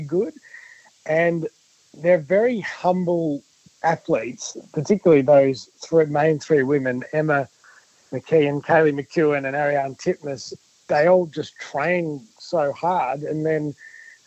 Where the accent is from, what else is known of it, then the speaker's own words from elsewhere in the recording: Victoria, Australia; I'm from Victoria